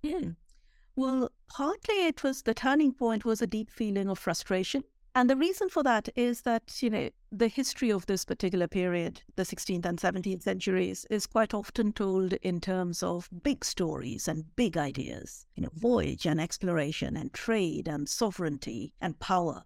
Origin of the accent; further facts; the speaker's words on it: India; moved away; I was born and brought up in India